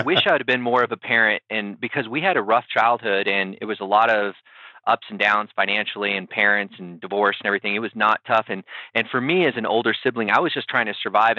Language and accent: English; South Texas, United States; also born or lived in Harlingen, Texas / Castroville, Texas / San Antonio, Texas; I'm a South Texas guy, so I'm currently living in San Antonio and grew up in the South Texas area.